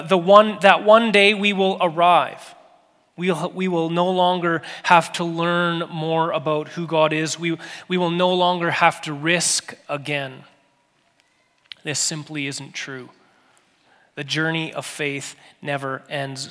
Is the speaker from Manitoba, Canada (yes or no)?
yes; Steinbach, Manitoba, Canada; moved away; I grew up in a little town called Steinbach, Manitoba.